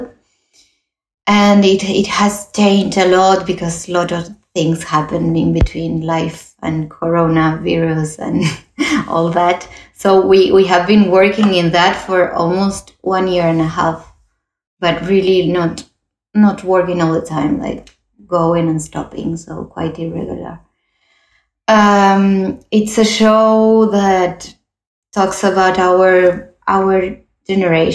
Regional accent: Uruguay; also born or lived in Toulouse, France; now in Barcelona, Spain; I was born in Uruguay, like my partner from my company. We are both from Uruguay

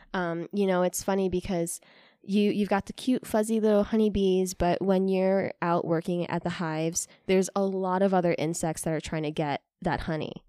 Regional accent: New York City, New York, United States; now in West Michigan, United States; growing up in New York City

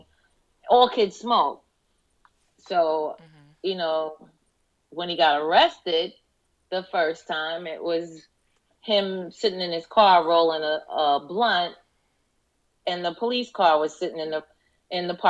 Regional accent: New York, United States; moved away as an adult; now in Florida, United States; I'm from New York. We moved to Florida in 2003.

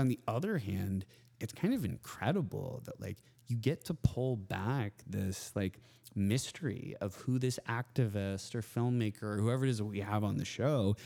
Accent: Austin, Texas, United States; It's my hometown.

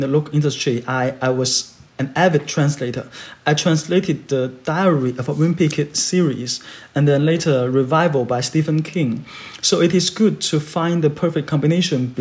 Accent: Guangzhou, Guangdong, China; English is a second language; moved away; I grew up in Guangzhou, which is a bilingual area

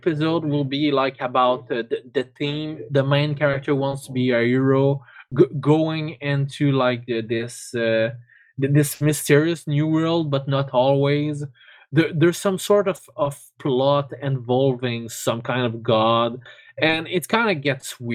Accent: Canada; I'm Canadian

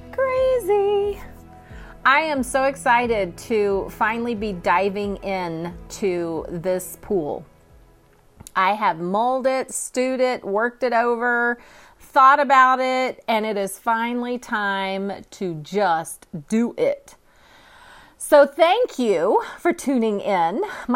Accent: California, United States; now in Oklahoma, United States; I'm actually transplanted from California. And I wouldn't trade it for the world.

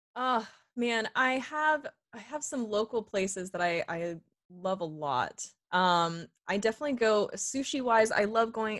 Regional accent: Sarnia, Ontario, Canada; accent: Canadian; moved away as an adult; also born or lived in Toronto; now in Los Angeles, United States; growing up in Sarnia

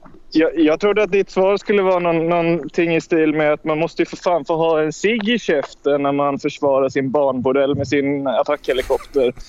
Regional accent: Småland, Sweden; det är en annan del av Småland där jag är ifrån

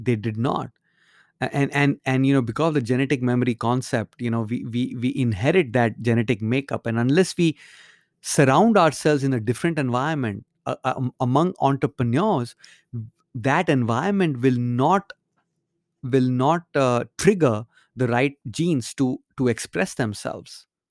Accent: India; moved away; when I grew up in India

